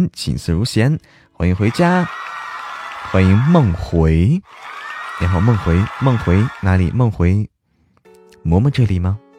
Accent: Hebei, China; 老家，我老家河北的，嗯，老家河北啊。

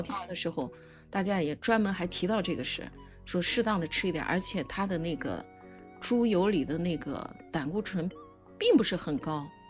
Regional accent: Lanzhou, Gansu, China; 我从小生长在兰州

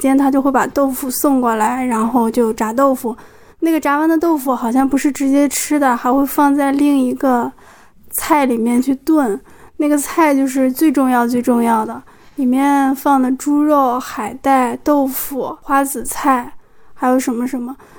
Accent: Hebei, China; 我是河北的，嗯，小时候好像很早，大概是过年十前十天就开始炸丸子

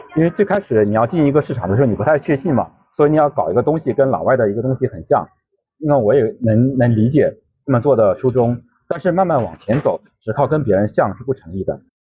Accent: China; 我们中国设计师挺能卷的

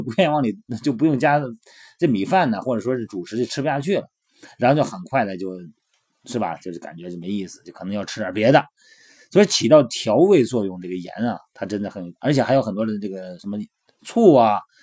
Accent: Shandong, China; 我们老家山东

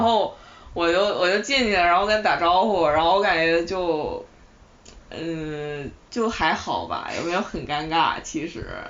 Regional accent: Shanxi, China; now in Beijing, China; 然后从西安要回到我的老家山西

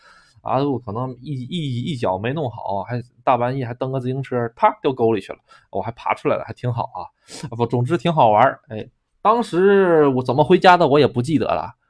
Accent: China; moved away; also born or lived in Japan; 我是个中国人，

